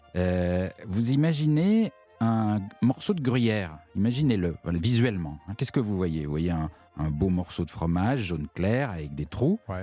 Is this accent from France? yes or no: yes; France; chez nous en France